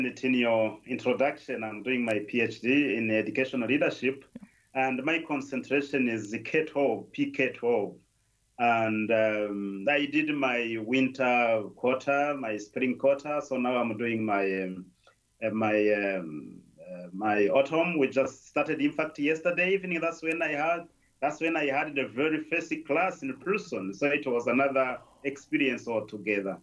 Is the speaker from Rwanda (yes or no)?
yes; Northern Province, Rwanda; moved away as an adult; also born or lived in Zambia; That's where I was born. That's where I grew up